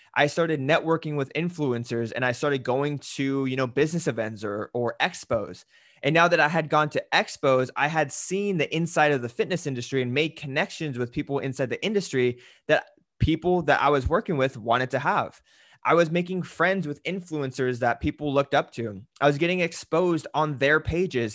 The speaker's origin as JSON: {"language": "English", "area": "Salinas Valley", "region": "California", "country": "United States", "tie": "born or raised there", "said": "I grew up in Salinas Valley"}